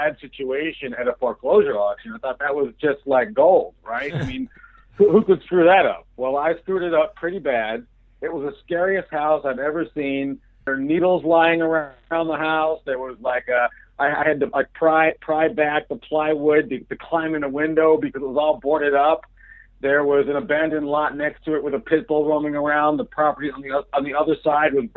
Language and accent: English; Ann Arbor, Michigan, United States; now in New York, United States; It's Ann Arbor, Michigan, my hometown